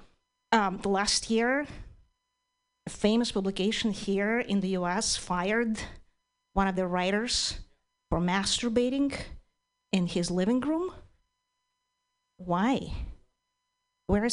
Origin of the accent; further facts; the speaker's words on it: Ukraine; English is a second language; moved away as an adult; now in United States; I'm originally from Ukraine